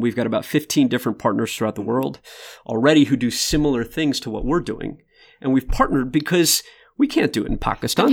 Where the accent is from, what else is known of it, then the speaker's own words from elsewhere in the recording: Michigan, United States; now in Austin, United States; I grew up in Michigan